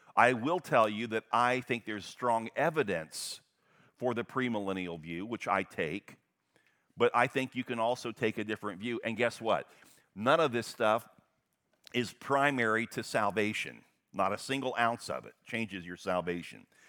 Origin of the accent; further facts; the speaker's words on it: United States; I am an American through and through